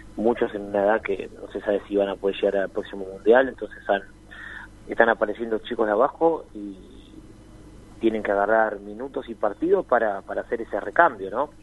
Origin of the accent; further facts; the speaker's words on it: Argentina; nosotros como, como argentinos